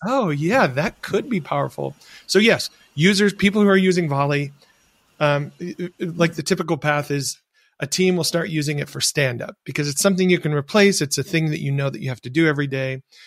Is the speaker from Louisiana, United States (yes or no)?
no; rural Michigan, United States; where I grew up in, in rural Michigan